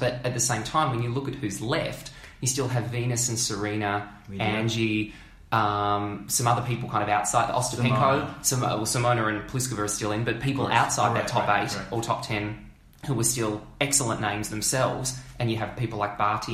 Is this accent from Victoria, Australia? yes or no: yes; Melbourne, Victoria, Australia; born and bred in Melbourne